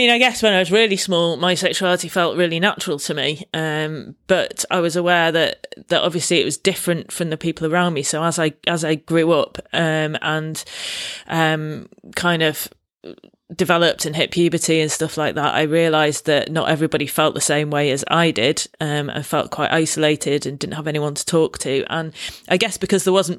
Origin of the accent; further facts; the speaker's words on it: Manchester, North West England, United Kingdom; accent: Mancunian; moved away as an adult; also born or lived in London; I grew up in Manchester, went to university in London, and having a strong Mancunian accent